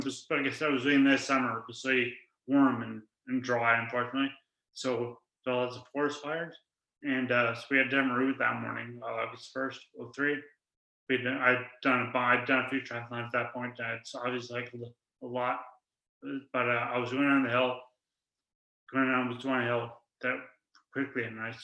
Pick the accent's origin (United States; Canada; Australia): Canada; St. John's, Newfoundland and Labrador; And I grew up, I'm from St. John's, and as … mentioned, and I always played a lot of sports.